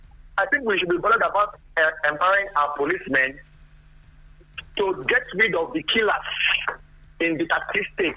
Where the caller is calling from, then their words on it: Anambra, Nigeria; In Anambra.